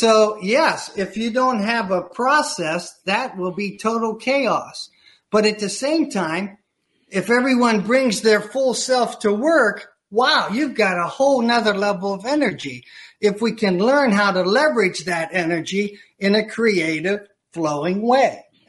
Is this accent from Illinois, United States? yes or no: yes; Chicago, Illinois, United States; I had the opportunity, I'm from Chicago, I had the opportunity to enroll within Second City Improvisational Theater